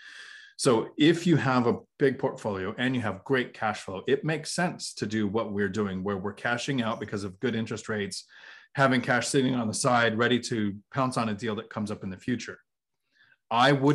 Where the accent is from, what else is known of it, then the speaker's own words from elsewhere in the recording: Washington, United States; I'm from Washington